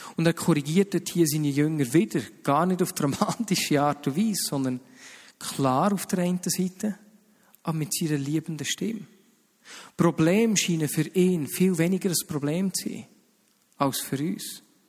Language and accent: German; Switzerland; wir Schweizer